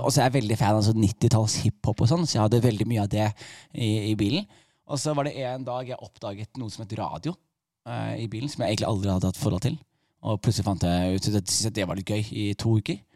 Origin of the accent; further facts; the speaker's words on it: Skien, Telemark, Norway; jeg vokste opp i Skien